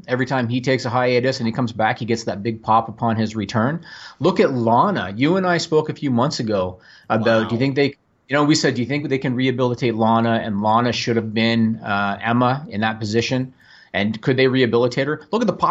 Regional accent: Canada; I am Canadian.

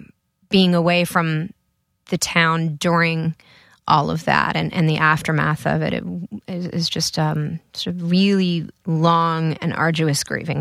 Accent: Connecticut, United States; I was coming from Connecticut, {S5} right? {S4} So which is where I grew up.

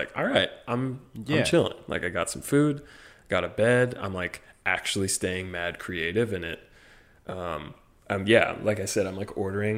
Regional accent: Midwest, United States; Yeah, no. See, I'm from the real Midwest.

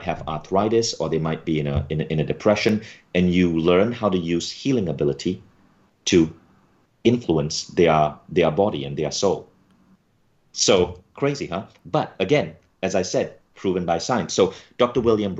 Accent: Malaysia; When I was a kid growing up in Malaysia and I couldn't afford to take a Silva class at the age of 14

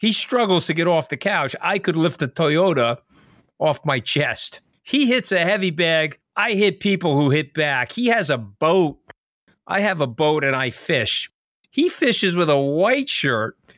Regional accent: New York City, New York, United States; I'm a New Yorker

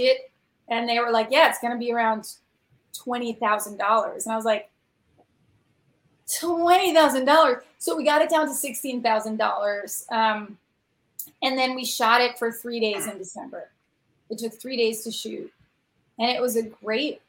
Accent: New York, United States; now in Los Angeles, United States; I am a native New Yorker.

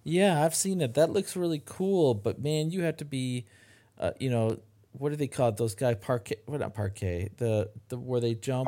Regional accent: Midland, Michigan, United States; my hometown of Midland, Michigan

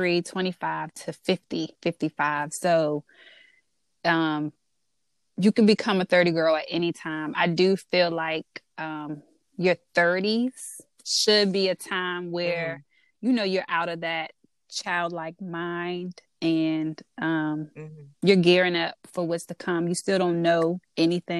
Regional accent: DMV, United States; accent: DMV; my DMV accent, which I get all the time

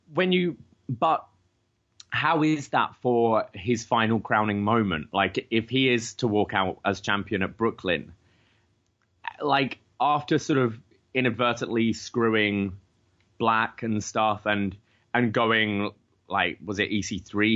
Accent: London, United Kingdom; now in Canada; I was like, "Oh, London, England

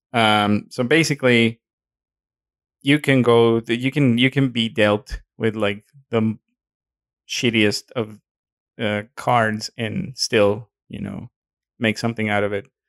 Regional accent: Mexico; accent: Mexican; my accent is showing. Excuse me, my Mexican is showing

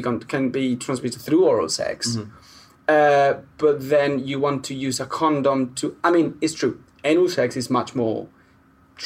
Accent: Spain; now in United Kingdom; I'm Spanish

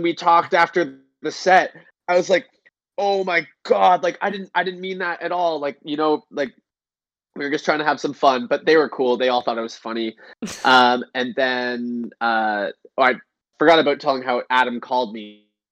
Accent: Canada; in Canada, our gas stations are not as cool as American gas stations

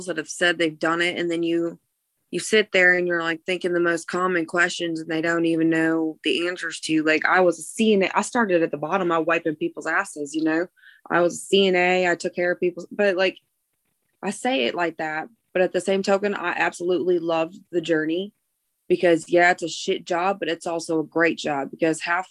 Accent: Cleveland, Ohio, United States; I grew up in the Cleveland area and went to a Christian school

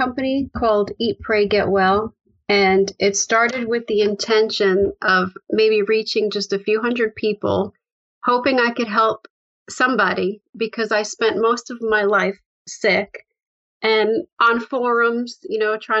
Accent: upstate New York, United States; also born or lived in Bronx, New York / Manhattan, New York; I grew up in the Bronx, New York. And when I was about 6, we moved upstate into a house

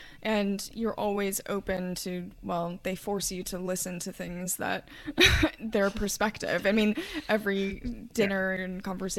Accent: Kentucky, United States; And you know, growing up in Kentucky, there's quite a lot of stereotypes in terms of like horseback riding and horse racing.

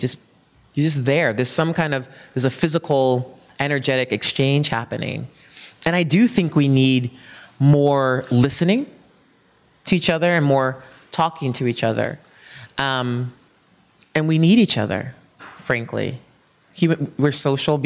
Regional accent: New York City, New York, United States; I'm a New Yorker

